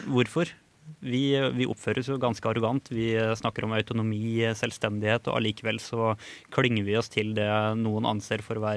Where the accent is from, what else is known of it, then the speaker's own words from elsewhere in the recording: Molde, Møre og Romsdal, Norway; now in Trondheim, Norway; jeg kommer fra Molde, som er en eh, liten by utafor bygda som du kommer fra.